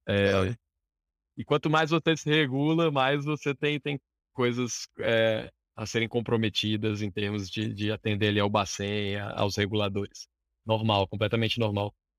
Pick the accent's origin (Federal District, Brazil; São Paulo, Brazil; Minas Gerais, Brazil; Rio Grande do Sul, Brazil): Federal District, Brazil; Brasília; sou de Brasília, nascido e criado aqui em Brasília, capital federal